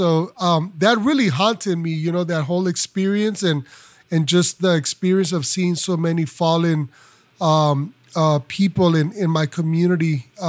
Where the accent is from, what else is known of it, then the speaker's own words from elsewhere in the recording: Los Angeles, California, United States; I am, as you mentioned, …, I'm from Los Angeles.